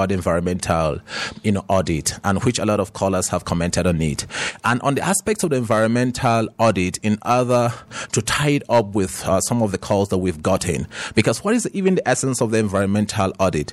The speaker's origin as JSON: {"language": "English", "area": "Jos North", "region": "Plateau", "country": "Nigeria", "said": "I'm from Just North local government"}